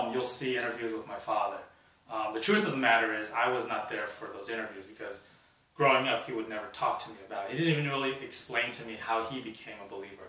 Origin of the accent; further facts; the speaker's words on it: Sacramento, California, United States; also born or lived in San Francisco; born in San Francisco, raised in Sacramento.